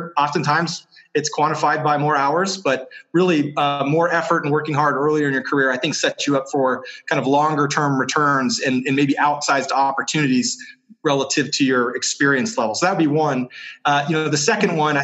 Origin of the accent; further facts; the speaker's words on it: New Hampshire, United States; moved away as an adult; now in Utah, United States; I grew up in New Hampshire, moved to Utah about 4 years ago